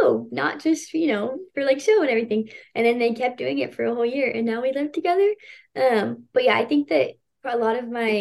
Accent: Houston, Texas, United States; I grew up in Houston too my whole life

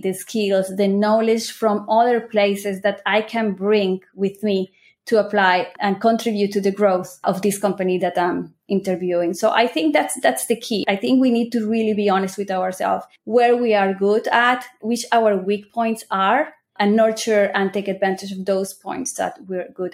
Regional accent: Colombia; also born or lived in United States; now in Israel; I'm originally from Colombia

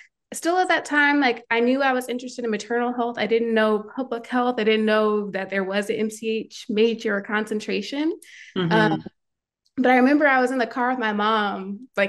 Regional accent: Chicago, Illinois, United States; moved away as an adult; now in Bay Area, United States; growing up, I'm from the Chicagoland area

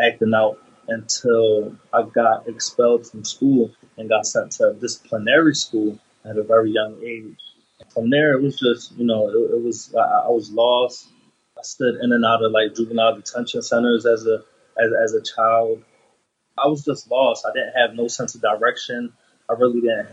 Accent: Philadelphia, Pennsylvania, United States; I grew up in the North Philadelphia section, Huntington Park to be exact

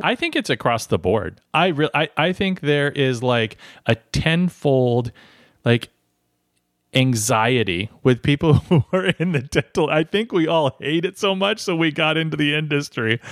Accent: Midwest, United States; I'm from the Midwest

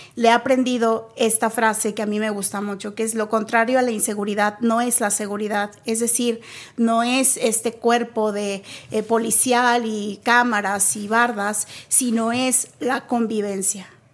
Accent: Mexico; also born or lived in Nuevo León; como un mexicano, mexicana promedio, eh, me parece que fuimos criados

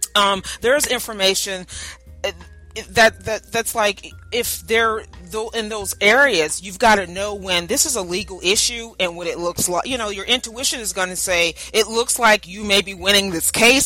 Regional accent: New Orleans, Louisiana, United States; now in Texas, United States; I'm originally from New Orleans

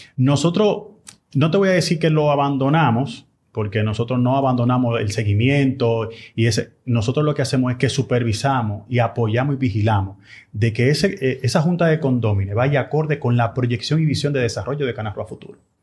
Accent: Dominican Republic; como dominicanos que somos

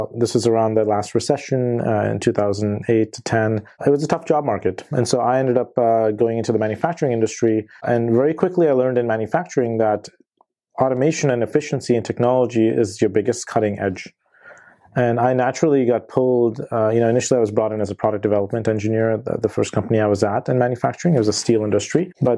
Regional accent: Ohio, United States; also born or lived in India; when I was a kid and in elementary school, we moved from India. I grew up mainly in Ohio. I spent my elementary, middle school, high school years there

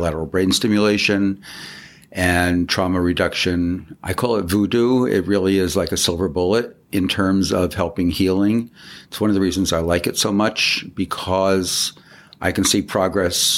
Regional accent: New York, United States; moved away as an adult; also born or lived in Long Beach / Santa Fe, New Mexico; now in Palm Springs, United States; I'm basically an East Coast guy. I lived in New York for 20 years

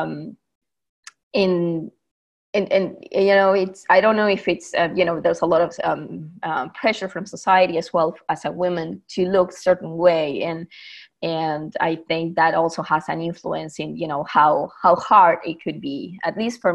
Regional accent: Buenos Aires, Argentina; moved away as an adult; now in Bakersfield, United States; I'm originally from Buenos Aires, Argentina, but I live here in the U.S. For the past, I would say, 13 years

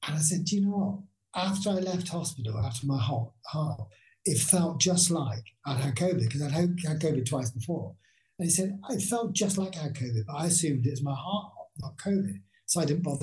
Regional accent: Bristol, South West England, United Kingdom; I'm from Bristol

